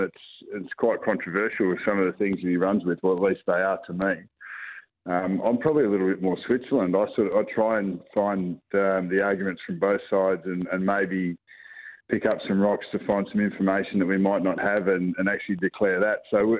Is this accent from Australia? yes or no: yes; South Australia, Australia; born there; also born or lived in Northern Territory / Victoria; So I was born in South Australia. So I've always got to hail from South Australia. I've been a territory boy, but yeah, I've been in Victoria for 30 years. So whatever that is, I'm an Aussie.